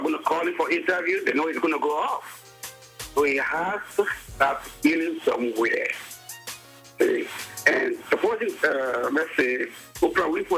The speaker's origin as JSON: {"language": "English", "country": "Sierra Leone", "moved": "yes", "lives_now": "Long Beach, United States", "said": "I'm from Sierra Leone."}